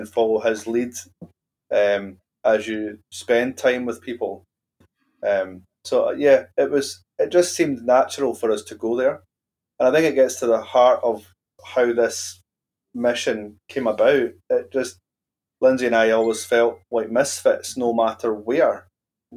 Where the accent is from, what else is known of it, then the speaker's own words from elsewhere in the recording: Glasgow, Scotland, United Kingdom; moved away; also born or lived in central belt, Scotland; I was born in Glasgow, and I ended up living in Glasgow when I was, well, kind of when I was older, in mid to late 20s